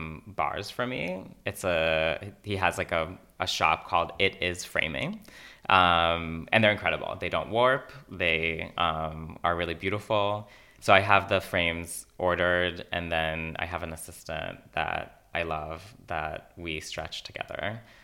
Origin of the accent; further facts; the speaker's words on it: Yokneam, Northern District, Israel; you know, Fire Island and where I grew up in Yokneam, like facilitated that connection.